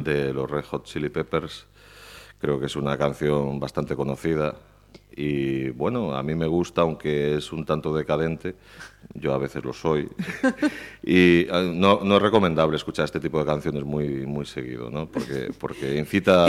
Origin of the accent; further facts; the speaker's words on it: Pontevedra, Galicia, Spain; yo crecí en Paseo de Colón, bueno, exactamente, yo vivía en la Rua Nova de Baixo, que está aquí al lado.